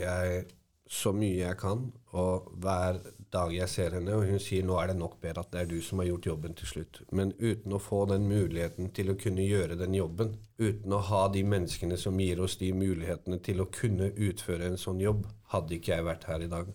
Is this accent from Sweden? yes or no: no; Hallingdal, Buskerud, Norway; Jeg vokste opp i Hallingdal, en liten bygd.